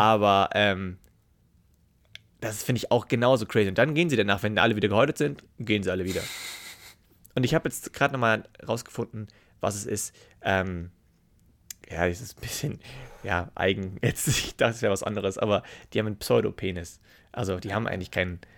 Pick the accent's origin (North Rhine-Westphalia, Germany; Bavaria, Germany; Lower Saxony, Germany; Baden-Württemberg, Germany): Bavaria, Germany; Memmingen; Bei uns in Memmingen